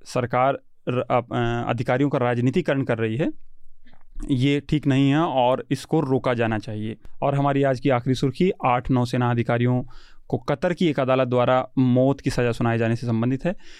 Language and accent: Hindi; Haryana, India; मैं हरियाणा से हूँ